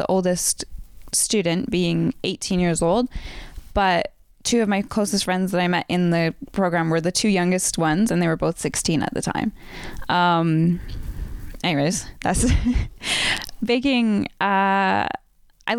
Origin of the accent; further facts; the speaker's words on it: Vancouver, British Columbia, Canada; also born or lived in White Rock / Burnaby / Surrey; growing up in Vancouver